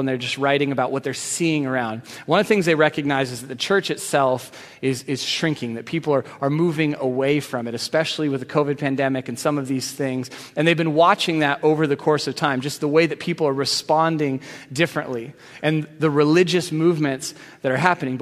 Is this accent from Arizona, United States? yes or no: yes; Arizona, United States; moved away as an adult; now in Seattle, United States; I was from Arizona